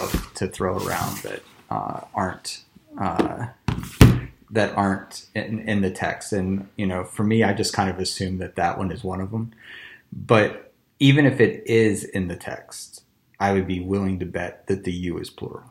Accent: United States; growing up in America

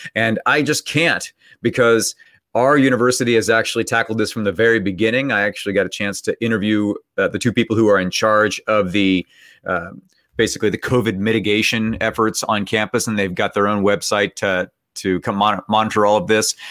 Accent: Bay Area, California, United States; now in West Virginia, United States; I grew up in the Bay Area, and so I would just say that I was from San Francisco, even though I was from a town nearby San Francisco

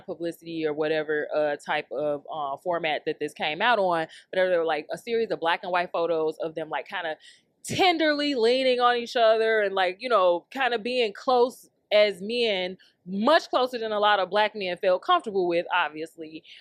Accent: Chicago, Illinois, United States; We grew up in Chicago.

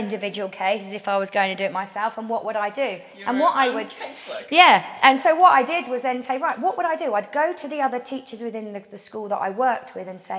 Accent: Portsmouth, South East England, United Kingdom

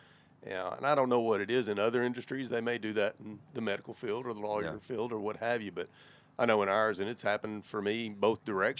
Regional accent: Virginia, United States; I'm originally from Virginia.

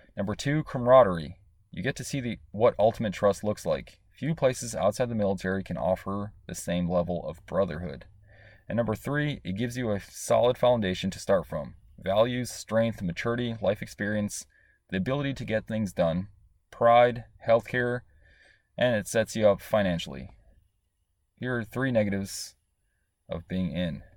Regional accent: Chicago, Illinois, United States; I grew up in Chicago.

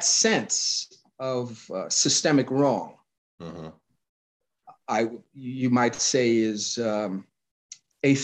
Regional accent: New York City, New York, United States; I grew up in New York City

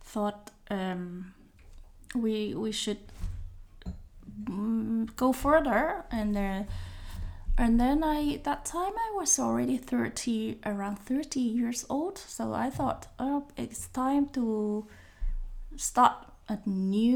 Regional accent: Hong Kong; moved away as an adult; now in Netherlands; I come from Hong Kong

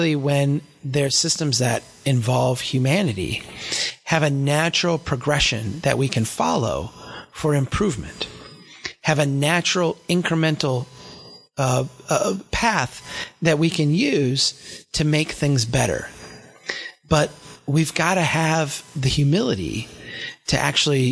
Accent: Brainerd, Minnesota, United States; Brainerd, my hometown here

